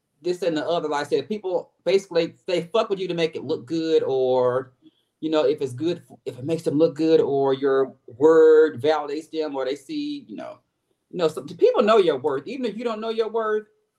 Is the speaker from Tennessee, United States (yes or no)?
yes; Memphis, Tennessee, United States; now in Atlanta, United States; I am born and raised in Memphis, Tennessee